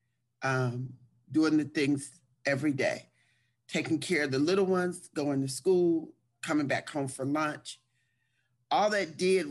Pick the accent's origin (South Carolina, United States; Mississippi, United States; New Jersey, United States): New Jersey, United States; Trenton; I was born and raised in Trenton, New Jersey